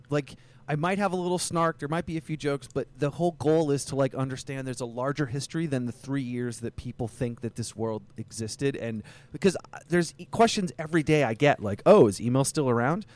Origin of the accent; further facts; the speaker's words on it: Vermont, United States; I grew up in Vermont